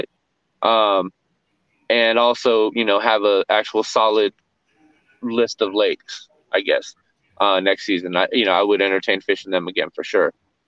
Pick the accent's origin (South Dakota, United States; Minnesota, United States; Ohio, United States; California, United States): California, United States; moved away; also born or lived in Texas; we're from Cali originally.